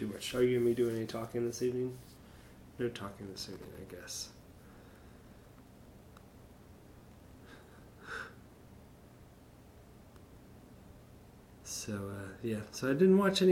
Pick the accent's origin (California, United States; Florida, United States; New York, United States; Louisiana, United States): Florida, United States; also born or lived in the North (US); coming down here at a young age and growing up in Florida